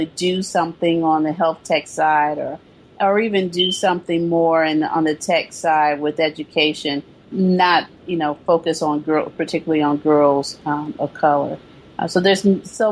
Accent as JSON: {"language": "English", "region": "the South", "country": "United States", "tie": "born or raised there", "also_born_or_lived": "East Coast / San Francisco Bay Area", "moved": "yes", "lives_now": "San Francisco, United States", "said": "I'm from the South, so I still consider myself a Southern girl. You know, Southern born, true and true."}